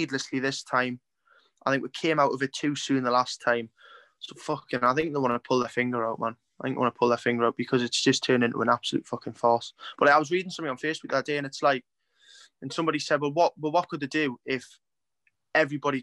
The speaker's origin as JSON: {"language": "English", "area": "Geordie", "region": "North East England", "country": "United Kingdom", "said": "I'm a Geordie"}